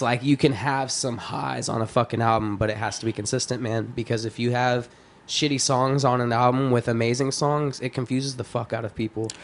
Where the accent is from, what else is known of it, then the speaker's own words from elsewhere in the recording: Texas, United States; I grew up in Texas, listening to, like I said, like dirty South trap.